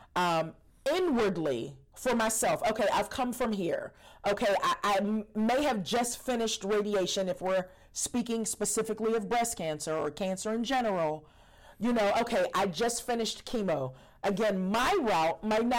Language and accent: English; Pittsburgh, Pennsylvania, United States; I'm from Pittsburgh, Pennsylvania